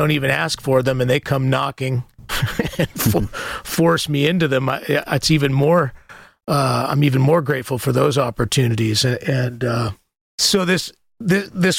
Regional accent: the American West, United States; I'm from the American West

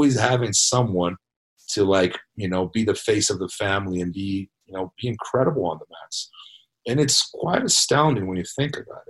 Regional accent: São Paulo, Brazil; now in United States; I'm from São Paulo

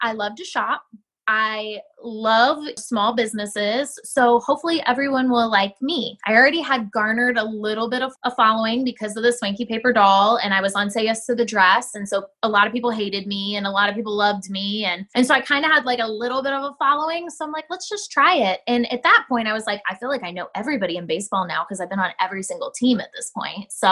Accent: Ohio, United States; moved away; I grew up in Ohio. So I know all about cornfields

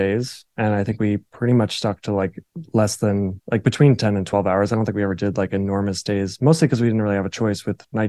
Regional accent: New Jersey, United States; I'm like from New Jersey

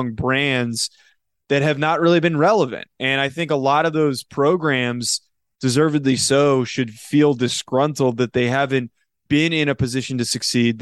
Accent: New Jersey, United States; I'm from New Jersey

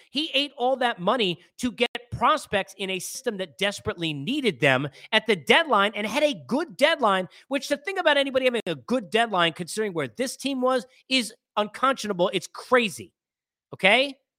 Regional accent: Massapequa, New York, United States; moved away; from living there and growing up in New York

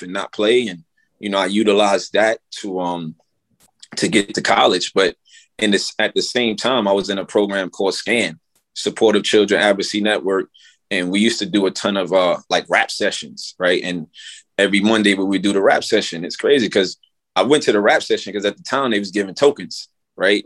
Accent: New York City, New York, United States; growing up in the Bronx

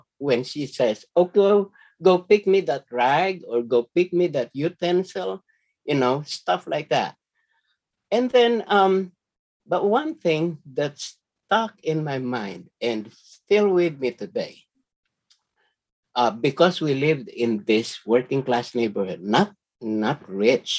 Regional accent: Manila, Metro Manila, Philippines; moved away; I grew up in a working class neighborhood. Okay, the neighborhood I grew up in is called Binondo

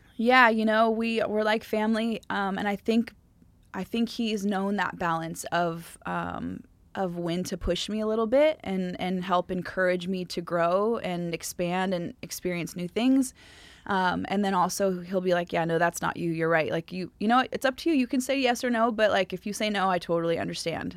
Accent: Southern California, United States; I was from Ca, Southern California

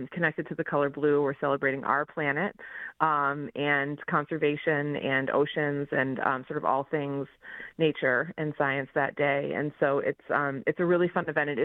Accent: Boston, Massachusetts, United States; accent: Texas twang; moved away as an adult; also born or lived in Texas / Dallas; now in Detroit, United States; I moved here from Massachusetts, which is where I'm originally from. I was born and raised in the Boston area, but I worked for most of my adult life in Texas, actually. So every now and then that twang comes out

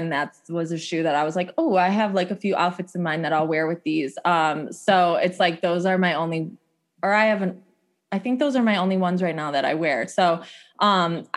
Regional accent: Addison, Illinois, United States; also born or lived in Chicago; grew up in the Northwest suburbs. I grew up in Addison

